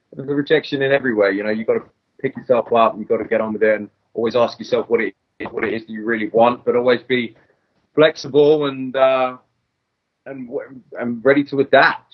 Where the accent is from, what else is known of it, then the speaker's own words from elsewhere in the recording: England, United Kingdom; I'm English.